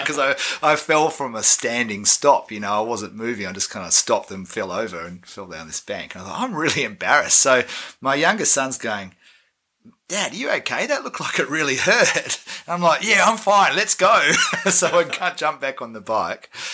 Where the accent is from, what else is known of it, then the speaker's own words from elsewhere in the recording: Australia; also born or lived in New Zealand; now in Wellington, New Zealand; I am Australian living in New Zealand